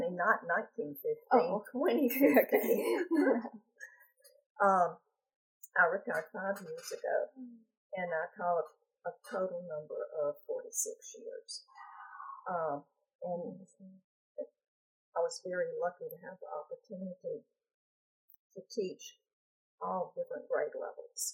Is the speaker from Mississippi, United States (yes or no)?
yes; Jackson, Mississippi, United States; I was born in Jackson, Mississippi, and I went to undergraduate school at the University of Mississippi